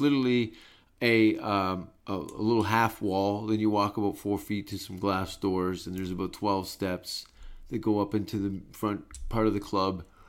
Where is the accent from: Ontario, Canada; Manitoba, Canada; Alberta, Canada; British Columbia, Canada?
Ontario, Canada; Hamilton; moved away; I was born in Hamilton, Canada